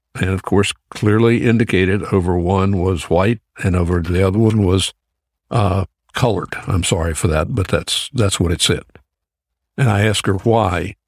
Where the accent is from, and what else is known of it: Greensboro, North Carolina, United States; born or raised there; also born or lived in Georgia